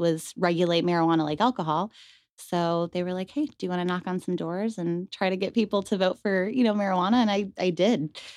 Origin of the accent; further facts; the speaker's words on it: Rochester, New York, United States; moved away as an adult; also born or lived in Buffalo, New York; now in Las Vegas, United States; originally, I'm from upstate New York, Rochester. Um, so I was born and raised in, they consider it the Western New York region